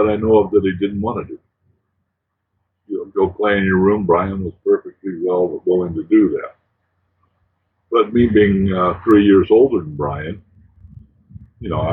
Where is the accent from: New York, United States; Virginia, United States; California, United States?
California, United States; Los Altos; I'm just a kid growing up in Los Altos